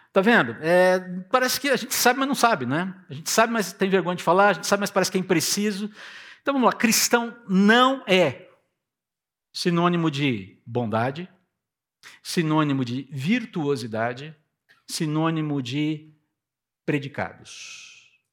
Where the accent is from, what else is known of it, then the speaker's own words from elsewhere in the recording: Piracicaba, São Paulo, Brazil; eu seja de Piracicaba.